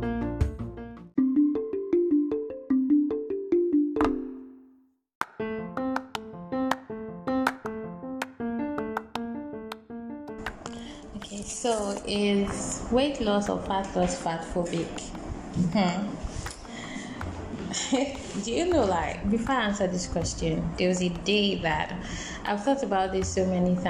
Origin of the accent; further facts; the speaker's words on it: Lagos, Nigeria; moved away as an adult; also born or lived in Accra, Ghana; I moved to Accra for for school in 2013 from Lagos